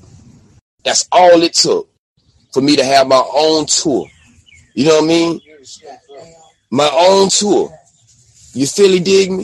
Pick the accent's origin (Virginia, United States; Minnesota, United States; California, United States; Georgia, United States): Georgia, United States; Albany; also born or lived in Texas; now in Austin, United States; I'm broadcasting now from Albany, Georgia